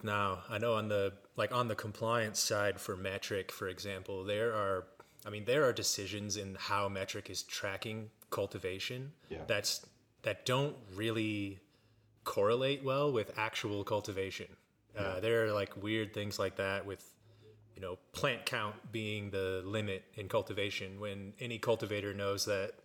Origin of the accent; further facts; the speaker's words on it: Olathe, Kansas, United States; also born or lived in Denver; I grew up in Olathe, Kansas.